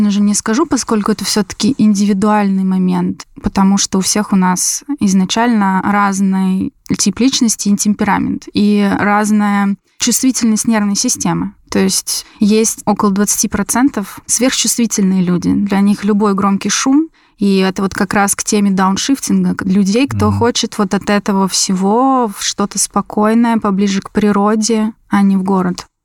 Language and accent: Russian; Moscow Oblast, Russia; born there; Я родилась в Подмосковье.